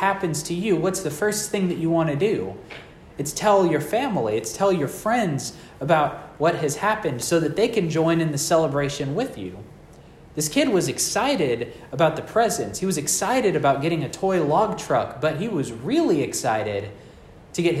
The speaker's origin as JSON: {"language": "English", "region": "Texas", "country": "United States", "said": "I'm from Texas where everything is flat"}